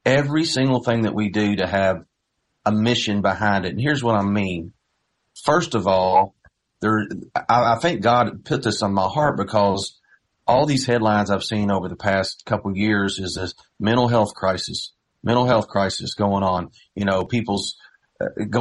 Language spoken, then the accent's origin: English; Knoxville, Indiana, United States; I grew up in Knoxville, just East Davis County, little farming community